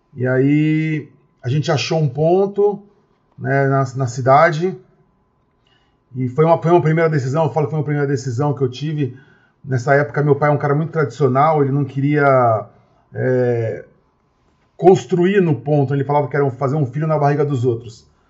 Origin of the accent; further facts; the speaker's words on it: Osasco, São Paulo, Brazil; sou de Osasco, que é uma cidade muito grande, de 800 mil habitantes